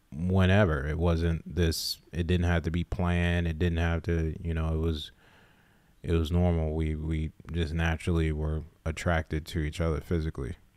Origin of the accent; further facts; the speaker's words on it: Summerville, South Carolina, United States; I grew up in Somerville, South Carolina.